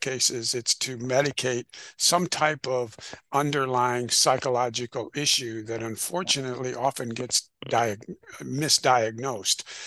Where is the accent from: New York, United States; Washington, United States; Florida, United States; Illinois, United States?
Illinois, United States; I'm originally from Illinois. Uh, in the Midwest in the United States